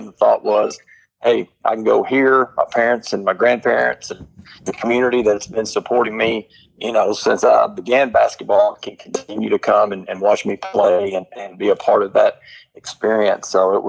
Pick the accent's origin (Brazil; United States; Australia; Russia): United States; Marshall County, Kentucky; growing up in Marshall County